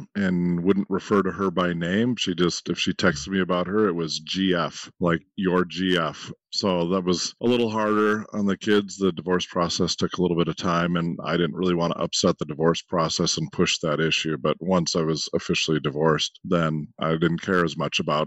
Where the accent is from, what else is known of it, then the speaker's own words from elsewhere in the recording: Minnesota, United States; I'm from Minnesota